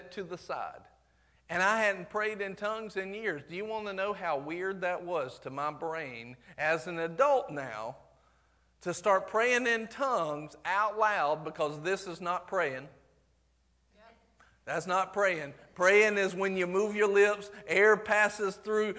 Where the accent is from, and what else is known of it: the South, United States; accent: southern